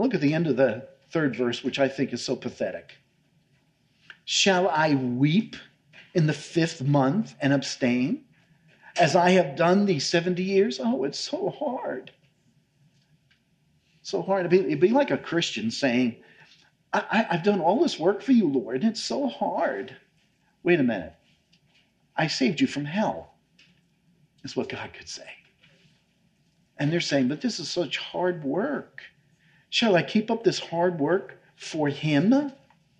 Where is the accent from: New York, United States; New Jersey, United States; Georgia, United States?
New York, United States; moved away; I come from New York